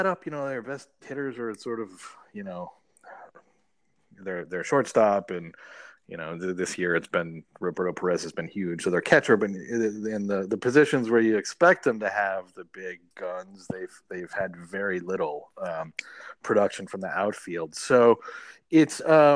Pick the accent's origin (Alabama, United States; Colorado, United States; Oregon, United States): Alabama, United States; Huntsville; also born or lived in Cleveland, Ohio; I was born in Cleveland. I lived there till I was like 9, and then I moved to Huntsville, Alabama.